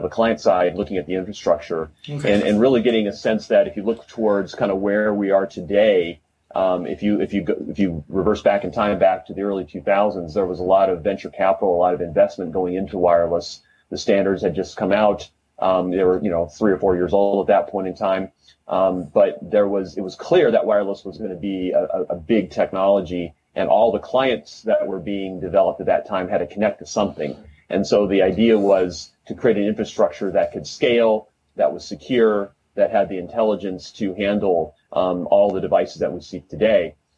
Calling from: Los Angeles, California, United States; I'm VP of Product Marketing with Riverbed Xeris, and I am calling from Porter Ranch, California, which is just outside of Los Angeles.

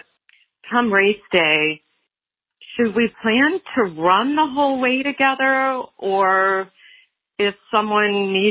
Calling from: Columbus, Ohio, United States; I'm calling from Columbus, Ohio.

